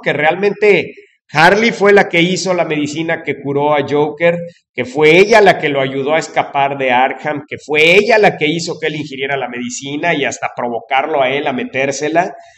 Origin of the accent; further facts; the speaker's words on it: Mexico; los mexicanos seamos así